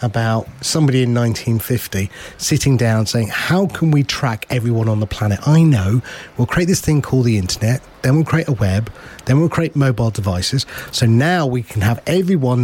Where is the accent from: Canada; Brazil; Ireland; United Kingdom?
United Kingdom; I've got an Indian heritage, but I'm British.